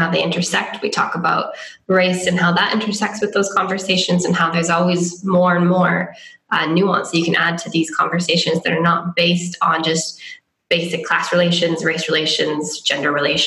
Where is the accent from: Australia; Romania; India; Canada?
Canada; moved away as an adult; now in Oxford, United Kingdom; I'm from Canada